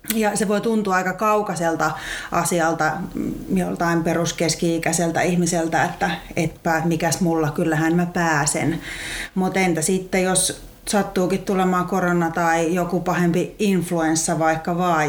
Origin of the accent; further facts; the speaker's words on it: Lahti, Päijät-Häme, Finland; mulla se on sieltä ihan Lahdesta hiihtokaupungista olen kotoisin ja siellä ihan ala-asteella oli liikuntaluokalla